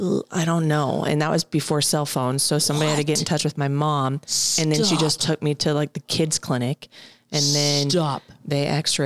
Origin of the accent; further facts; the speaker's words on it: Texas, United States; But again, I came from Texas where our tournaments were huge.